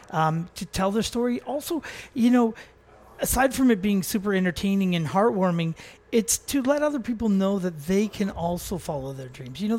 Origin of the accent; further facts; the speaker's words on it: North Vancouver, British Columbia, Canada; also born or lived in New York / Los Angeles; I was born and raised on the North Shore of Vancouver.